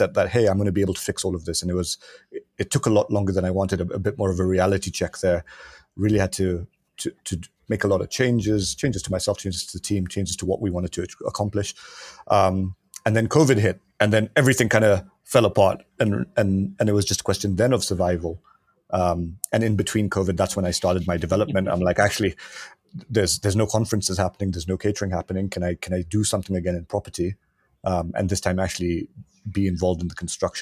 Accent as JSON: {"language": "English", "country": "Kenya", "tie": "born or raised there", "said": "I'm born and raised in Kenya"}